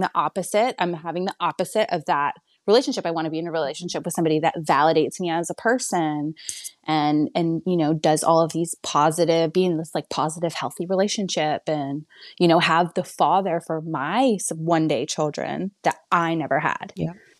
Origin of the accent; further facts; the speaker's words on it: Canada; now in Texas, United States; I'm from Canada